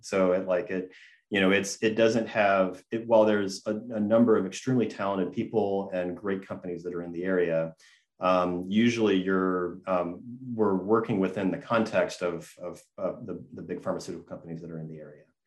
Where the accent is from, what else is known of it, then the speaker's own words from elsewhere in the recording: Gainesville, Georgia, United States; I grew up in Gainesville, Georgia, and the 1996 Olympics uh, venue for flatwater kayaking was about 15 minutes from my home